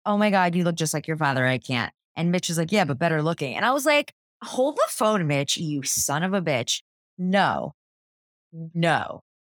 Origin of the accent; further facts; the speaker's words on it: New Jersey, United States; I grew up in New Jersey